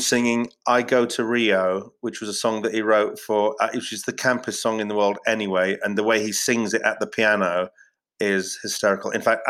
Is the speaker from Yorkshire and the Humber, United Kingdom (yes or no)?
yes; Yorkshire and the Humber, United Kingdom; the north, I'm from Yorkshire, and I'm sort of, you know, I was like free dinners kid, so like I've got a bit of a northern chip on my shoulder